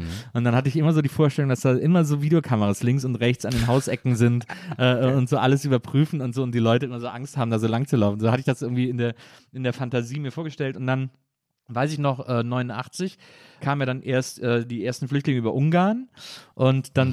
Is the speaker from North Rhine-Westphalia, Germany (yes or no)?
yes; Cologne, North Rhine-Westphalia, Germany; moved away as an adult; also born or lived in Munich / Hamburg; now in Berlin, Germany; ich komme ja aus Köln, so aus dem Rheinland